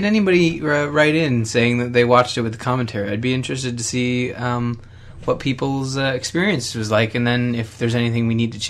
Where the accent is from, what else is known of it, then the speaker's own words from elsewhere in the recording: Canada; as a Canadian